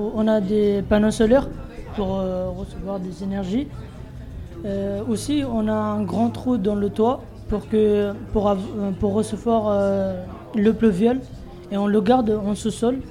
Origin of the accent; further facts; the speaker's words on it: Bangladesh; French is a second language; now in France; Je viens de Bangladesh